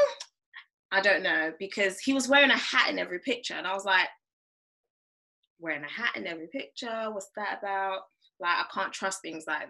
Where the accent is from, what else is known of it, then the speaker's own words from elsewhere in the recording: Nigeria; I'm African, like I'm Nigerian.